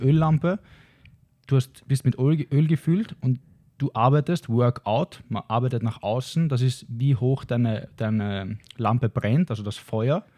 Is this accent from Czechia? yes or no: no; Austria; wo ich am meisten Zeit verbracht habe nach meiner Heimat, nach ja. Österreich.